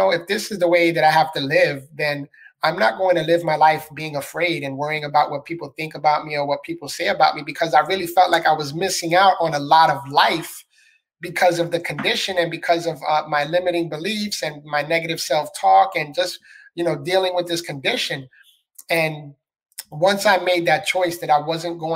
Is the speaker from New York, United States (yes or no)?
yes; New York City, New York, United States; moved away as an adult; now in Florida, United States; I was born and raised in the Bronx, New York. So I'm a city boy.